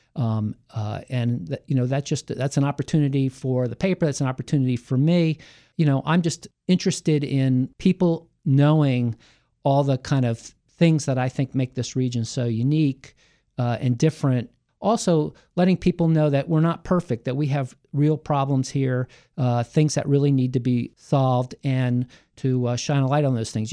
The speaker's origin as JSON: {"language": "English", "town": "Hyattsville", "region": "Maryland", "country": "United States", "tie": "born or raised there", "also_born_or_lived": "Cheverly, Maryland / Columbia, Maryland / Washington, D.C.", "said": "I grew up in Hyattsville."}